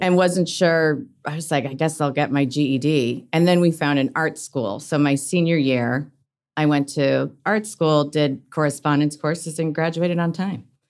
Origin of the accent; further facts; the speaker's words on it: Oak Park, Illinois, United States; I grew up in Oak Park